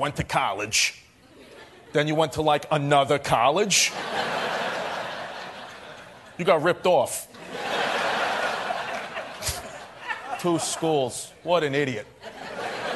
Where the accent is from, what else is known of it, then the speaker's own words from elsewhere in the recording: Brooklyn, New York, United States; I'm from Brooklyn